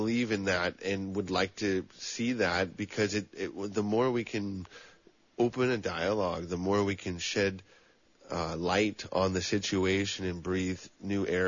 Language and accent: English; Santa Cruz, California, United States; also born or lived in El Dorado County, California; as a young person growing up in Santa Cruz